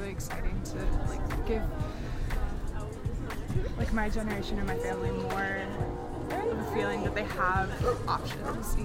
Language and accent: English; Houston, Texas, United States; moved away as an adult; now in Colorado, United States; I'm originally from Houston, and so I'm really hoping to like go back home